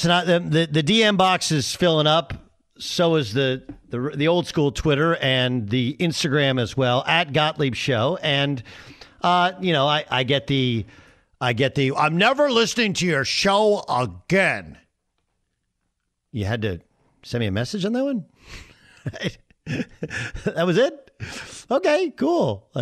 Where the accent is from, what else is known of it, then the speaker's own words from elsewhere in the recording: Orange, California, United States; moved away; I grew up in Orange, California